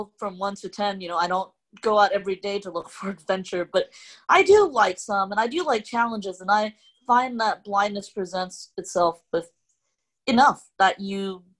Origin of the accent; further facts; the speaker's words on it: Hong Kong; first language Cantonese; English is a second language; moved away; I'm an immigrant from a subsection of a country, a big country named China, and I'm originally from Hong Kong